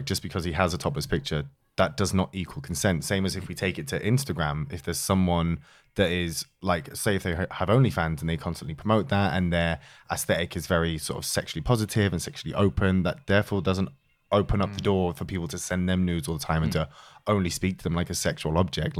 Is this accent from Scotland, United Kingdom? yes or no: no; York, Yorkshire and the Humber, United Kingdom; I am also from York